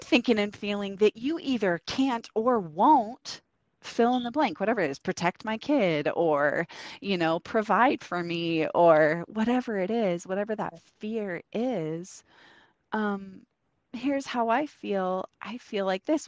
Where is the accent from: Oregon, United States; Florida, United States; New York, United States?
Oregon, United States; moved away as an adult; we're from Oregon, and um, we moved out here to help some friends plant a church